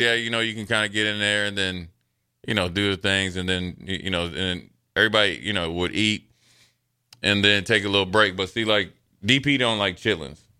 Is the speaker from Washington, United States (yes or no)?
no; Frederick, Maryland, United States; growing up in Frederick, Maryland